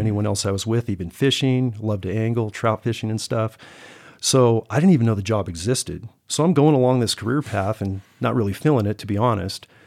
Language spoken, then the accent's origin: English; Silicon Valley, California, United States; moved away as an adult; now in Montana, United States; I'm originally from the Silicon Valley of California